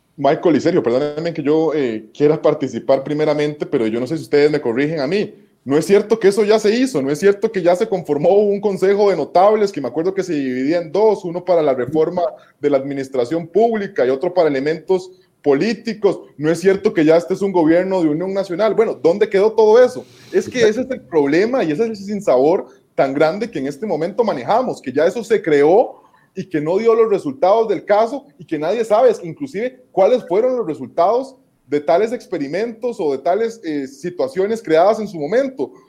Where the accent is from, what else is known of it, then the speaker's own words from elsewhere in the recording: Costa Rica; nosotros como costarricenses